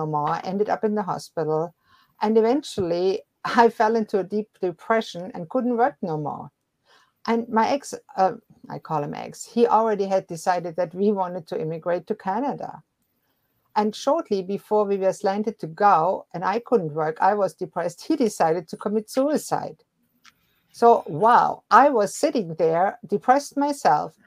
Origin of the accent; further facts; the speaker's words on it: Germany; moved away; I was born and raised in Germany